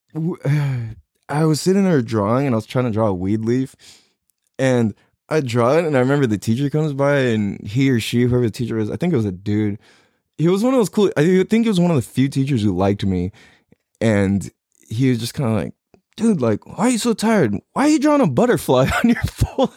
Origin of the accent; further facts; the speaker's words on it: San Diego, California, United States; I'm born and raised in California, t, uh, San Diego, California